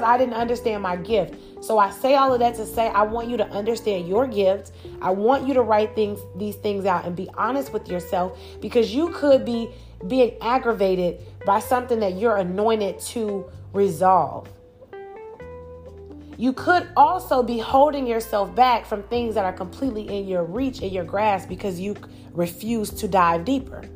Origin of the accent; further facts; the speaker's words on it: Chicago, Illinois, United States; I grew up in Chicago